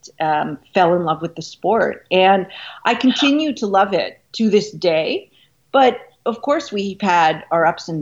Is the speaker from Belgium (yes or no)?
no; Canada; moved away as an adult; now in New York, United States; I'm Canadian. So I was thinking in kilometers. I had just come to the United States